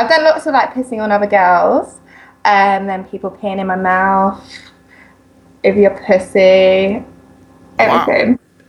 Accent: England, United Kingdom; I am from England.

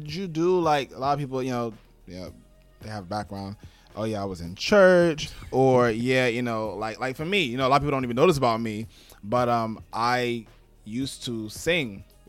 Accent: New York, United States; So, you know, I'm from New York, and we all from New York in here.

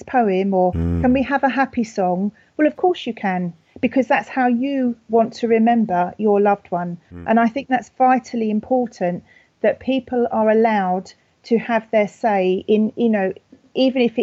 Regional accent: United Kingdom; accent: very British; my very British accent

